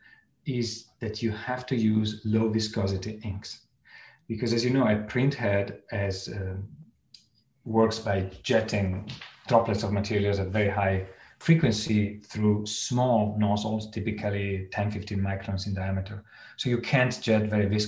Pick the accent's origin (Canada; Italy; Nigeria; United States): Italy; moved away; I come from Italy